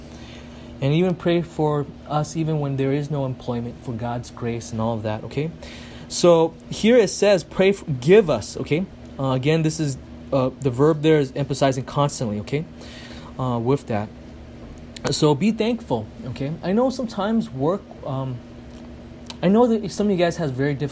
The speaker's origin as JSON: {"language": "English", "country": "United States", "said": "I'm such an American"}